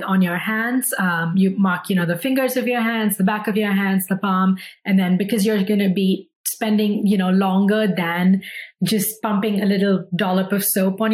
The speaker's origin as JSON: {"language": "English", "town": "New Delhi", "region": "Delhi", "country": "India", "tie": "born or raised there", "also_born_or_lived": "New York, United States", "moved": "as an adult", "lives_now": "United States", "said": "I grew up in India, as did my co-founder, Shubham, and we moved to the US in 2011 for undergrad at Parsons"}